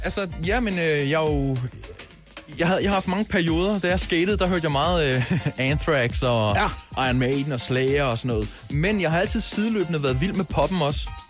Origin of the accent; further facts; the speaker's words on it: Køge, Zealand, Denmark; jeg er fra Køge, han er fra Skensved, og øhm, jeg mødte ham, da jeg var meget ung